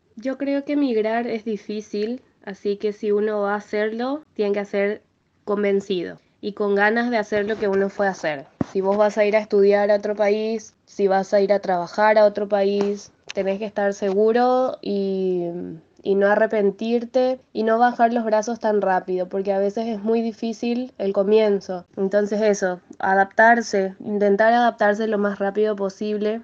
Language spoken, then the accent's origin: Spanish; Asunción, Paraguay; moved away as an adult; now in Buenos Aires, Argentina; nací en Asunción, en Paraguay, y estoy viviendo hace 5 años en Buenos Aires.